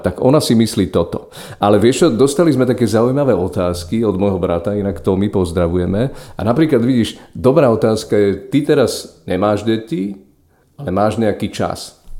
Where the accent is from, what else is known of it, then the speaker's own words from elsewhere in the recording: Poprad, Prešov Region, Slovakia; na sídlisku, kde som vyrastal, to znamená v Poprade sídlisko Juh